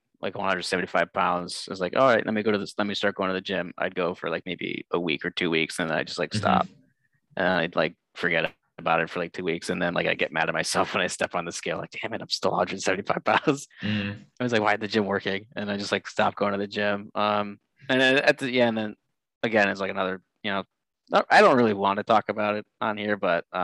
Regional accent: Olmsted Falls, Ohio, United States; I am from the Cleveland area. I grew up in a town called Olmsted Falls, but I actually do work in Streetsboro

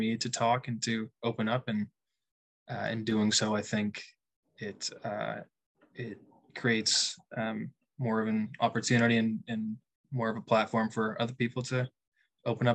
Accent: Halifax, Nova Scotia, Canada; moved away as an adult; also born or lived in Fredericton, New Brunswick / Kingston, Ontario / Calgary / Victoria; now in New Brunswick, Canada; I'm from Halifax, Nova Scotia, but I've kind of lived all over Canada

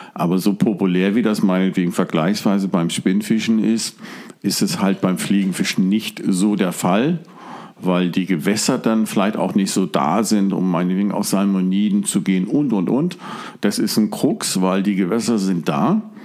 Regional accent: Hamburg, Germany; also born or lived in Stade; now in Drochtersen, Germany; ursprünglich geboren in Hamburg, habe viele, viele Jahre, Jahrzehnte in Stade gewohnt und wohne jetzt genau zwischen Hamburg und Cuxhaven im Drochtersen direkt an der Elbe

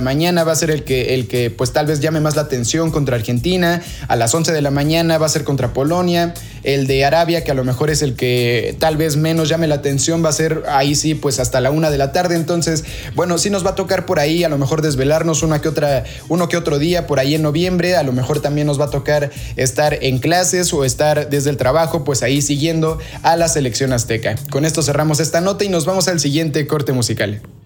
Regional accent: Mexico; como mexicano y como futbolista

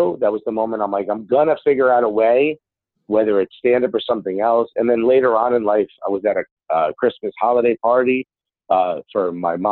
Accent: Newark, New Jersey, United States; first language Spanish; English is a second language; When I was a kid, I grew up in Newark, New Jersey.

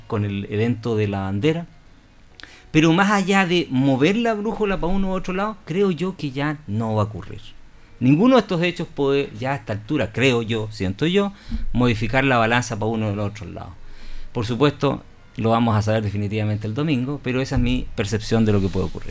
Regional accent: Patagonia, Chile; Yo me crecí en la Patagonia

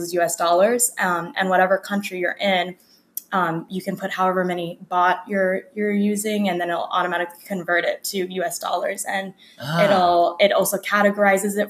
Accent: Las Vegas, Nevada, United States; moved away; also born or lived in New York; I'm originally from Vegas, but I moved to New York

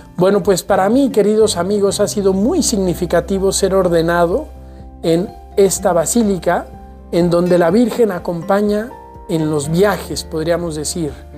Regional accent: Aguascalientes, Mexico; now in Guadalajara, Mexico; Yo soy originario de Aguascalientes

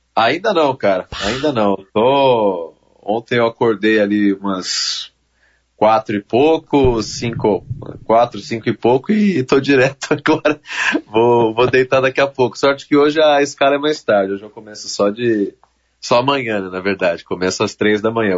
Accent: São Paulo, Brazil; Eu sou paulista

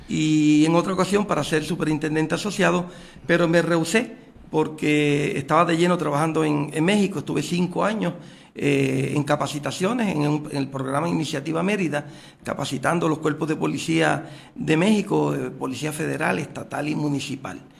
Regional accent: Puerto Rico; qué mejor que prestar 30 eh, años de servicio aquí en mi país en beneficio de nuestra patria

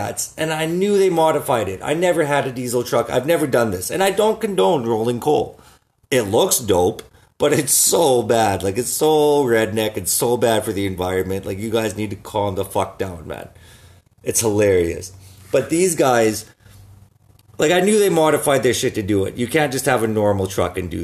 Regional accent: Saskatoon, Saskatchewan, Canada; I'm from Saskatoon, right? Everybody has jacked up trucks.

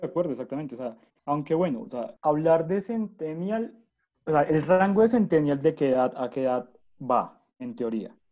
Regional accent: near Zipaquirá, Cundinamarca, Colombia; yo nací en el 2000 también cerca de Zipaquirá

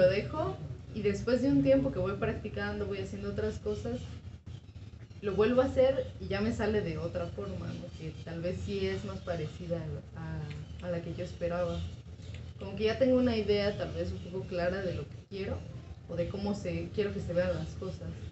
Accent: San Cristóbal de las Casas, Chiapas, Mexico; yo soy originaria de San Cristóbal de las Casas, Chiapas

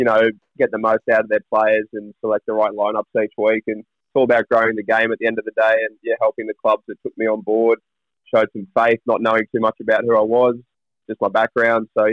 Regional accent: Newcastle, New South Wales, Australia; growing up in Newcastle

